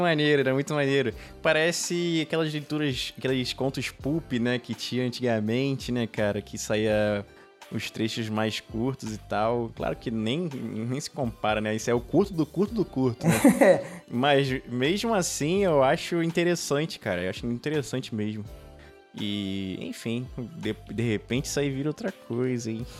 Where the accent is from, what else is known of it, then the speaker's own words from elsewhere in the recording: Rio de Janeiro, Brazil; a gente aqui do Rio de Janeiro, né? A, gente, a maioria aqui do Rio de Janeiro